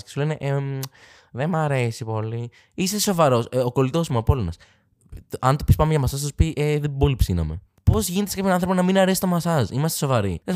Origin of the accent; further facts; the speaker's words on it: Athens, Attica, Greece; δεν μπορώ να πω είμαι από την Αθήνα